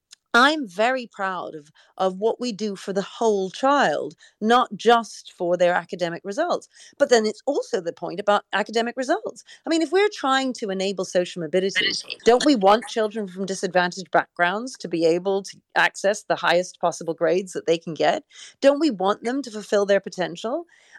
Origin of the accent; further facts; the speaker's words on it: Canada; Well, you know, I grew up in Canada and we sang the national anthem every single day.